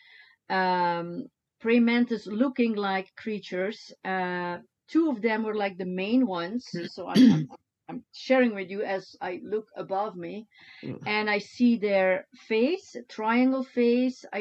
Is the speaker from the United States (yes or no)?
no; Deinze, Flanders, Belgium; moved away as an adult; in my hometown, Deinze, in Belgium